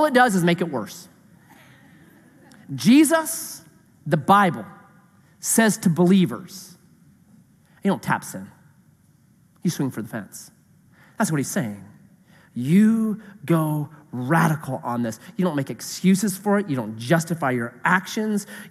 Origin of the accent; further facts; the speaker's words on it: Grants Pass, Oregon, United States; I was raised in Grants Pass. I was raised in town